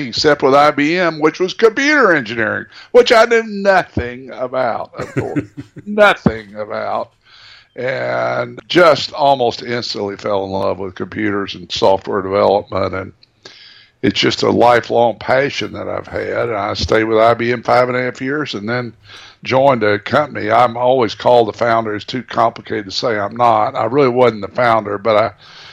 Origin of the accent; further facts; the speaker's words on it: Fort Smith, Arkansas, United States; I was born in Fort Smith, Arkansas